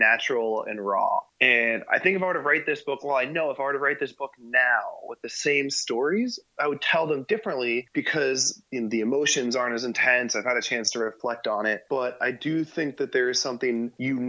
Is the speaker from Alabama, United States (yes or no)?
no; Harrisburg, Pennsylvania, United States; moved away as an adult; my hometown in USL with a team that I'd grown up training with when I was in high school and home from college